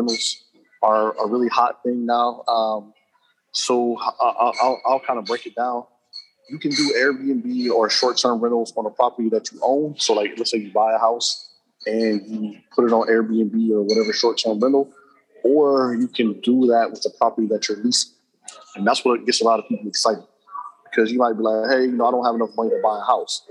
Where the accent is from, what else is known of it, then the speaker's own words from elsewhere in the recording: Cincinnati, Ohio, United States; now in Tallahassee, United States; that happens to be on my hometown